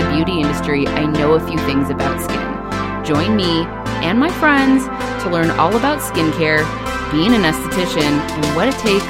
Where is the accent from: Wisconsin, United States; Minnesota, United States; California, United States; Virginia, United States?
California, United States; Los Angeles; also born or lived in Tarzana, California; I just say LA, but then people go, well, like, where in LA? And then I'm like, North Hollywood. It was like mom and dad's first house.